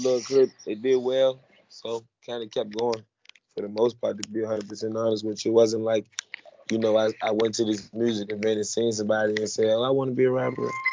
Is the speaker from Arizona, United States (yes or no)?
no; Richmond, Virginia, United States; also born or lived in Baltimore, Maryland; I grew up in Richmond